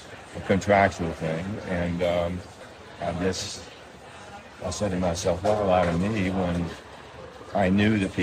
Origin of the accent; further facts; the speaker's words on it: West Virginia, United States; moved away; I came from West Virginia